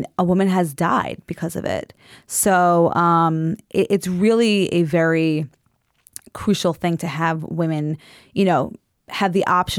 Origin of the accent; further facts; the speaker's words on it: Merrick, New York, United States; I grew up modern Orthodox from Long Island.